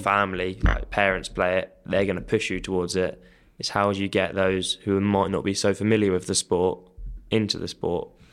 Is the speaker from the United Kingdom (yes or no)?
yes; Kent, South East England, United Kingdom; moved away; I grew up in Kent, so I played school hockey there